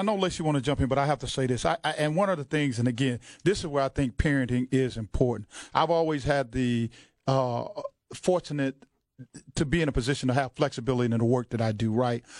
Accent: the South, United States; I grew up in the South

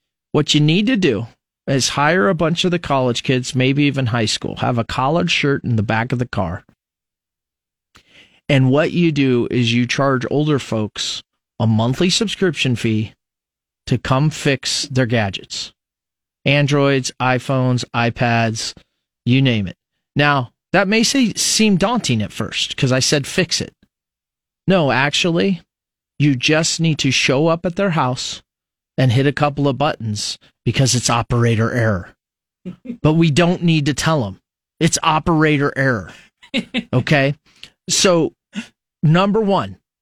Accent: Fremont, Nebraska, United States; now in Lincoln, United States; I grew up in Fremont

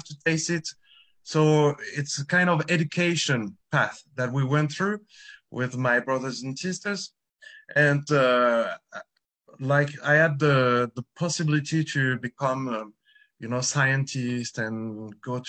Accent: Bordeaux, Nouvelle-Aquitaine, France; English is a second language; I'm from Bordeaux, as you can hear, I'm French. And so basically I really born in the middle of a vineyard.

